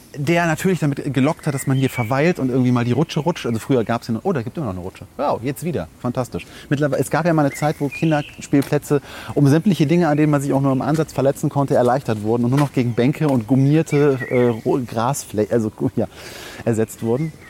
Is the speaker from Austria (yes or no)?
no; Langenfeld, North Rhine-Westphalia, Germany; meiner Heimatstadt